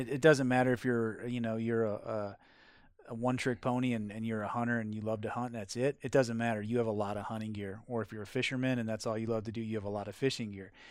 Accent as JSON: {"language": "English", "region": "Wisconsin", "country": "United States", "tie": "born or raised there", "moved": "yes", "said": "where I grew up, which was in Wisconsin"}